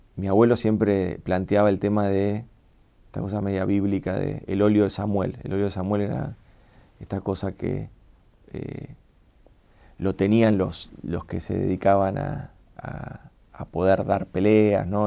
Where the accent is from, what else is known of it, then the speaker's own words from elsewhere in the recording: Argentina; nosotros somos argentinos